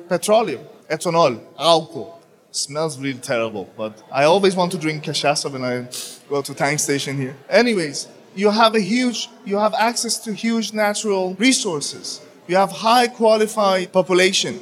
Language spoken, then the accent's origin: English; Denmark; I come from Denmark